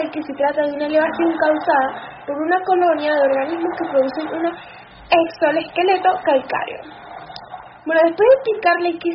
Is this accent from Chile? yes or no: yes; Chile; soy una científica chilena que dedica su tiempo a la investigación de los arrecifes de coral